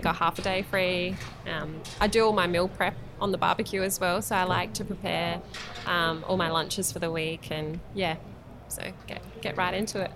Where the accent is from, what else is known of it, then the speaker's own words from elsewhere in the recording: Tanunda, South Australia, Australia; also born or lived in Angaston / Nuriootpa / Marananga; I'm from the Barossa Valley originally